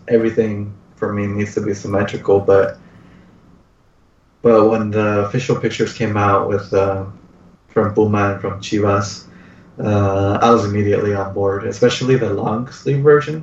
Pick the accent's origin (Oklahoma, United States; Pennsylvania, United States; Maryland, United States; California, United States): California, United States; San Jose; my hometown of San Jose